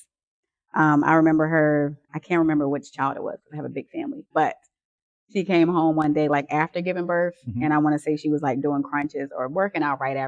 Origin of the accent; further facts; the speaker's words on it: Williamsburg, Virginia, United States; it was a fun childhood, I would say, growing up in Williamsburg